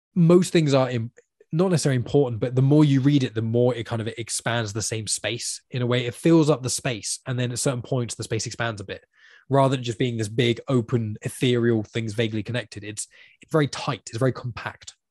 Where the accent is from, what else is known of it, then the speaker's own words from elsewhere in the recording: United Kingdom; you're a British person